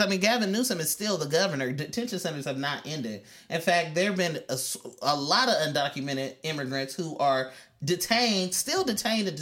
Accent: California, United States; I've been born and raised in California

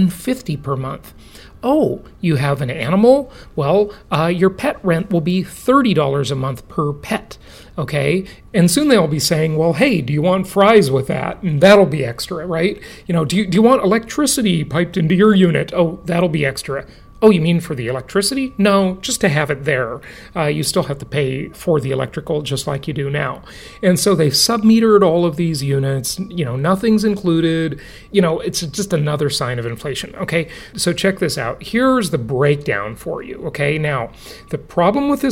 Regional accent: Los Angeles, California, United States; Los Angeles, my hometown

